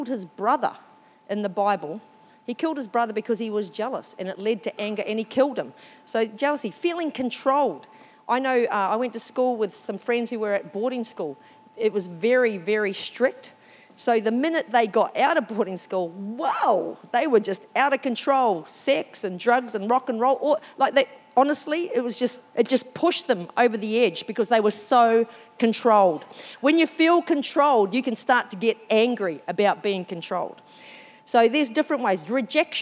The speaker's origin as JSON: {"language": "English", "country": "New Zealand", "moved": "yes", "lives_now": "Australia", "said": "I'm a Māori from New Zealand"}